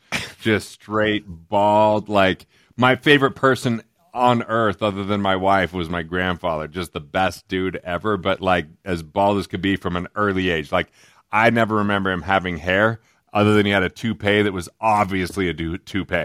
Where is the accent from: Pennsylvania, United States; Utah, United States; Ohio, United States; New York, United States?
Utah, United States; Price; also born or lived in East Carbon, Utah; where I grew up originally till third grade was a little tiny town called East Carbon, Utah